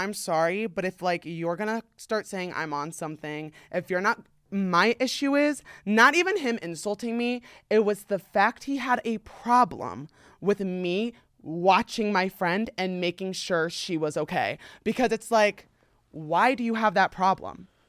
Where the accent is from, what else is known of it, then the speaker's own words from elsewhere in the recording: New Jersey, United States; now in Los Angeles, United States; I'm from New Jersey